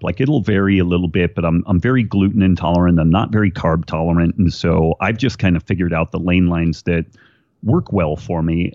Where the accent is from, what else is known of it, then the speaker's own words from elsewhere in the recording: Redding, California, United States; I was born in Redding, California, which is uh, far northern California. We like to say it's the state of Jefferson. It, it just hasn't uh, split off from the rest of California yet, uh, and kind of a kind of a small town, a cool place to to grow up.